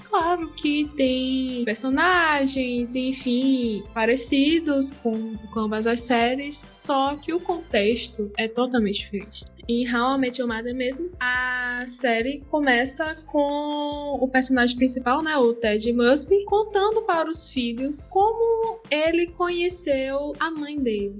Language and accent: Portuguese; Salvador, Bahia, Brazil; now in Portugal; Eu sou baiana de Salvador, porém atualmente estou morando em Portugal.